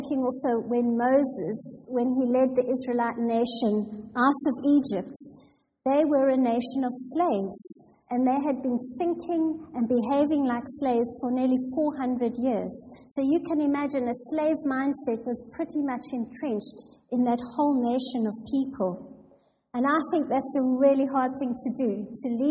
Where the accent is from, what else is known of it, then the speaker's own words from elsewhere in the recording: South Africa; moved away as an adult; now in England; I was born and raised in a small town in South Africa